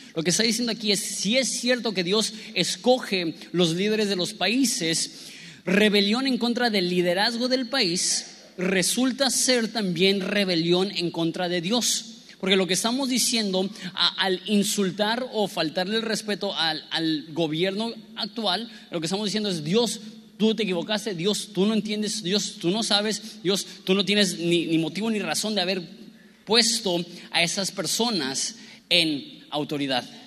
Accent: Mexico; nosotros lidiamos como mexicanos

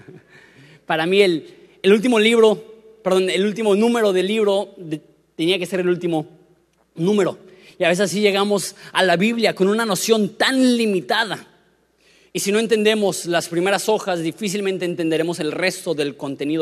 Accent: Querétaro, Mexico; moved away; also born or lived in Florida; Me crié en Querétaro

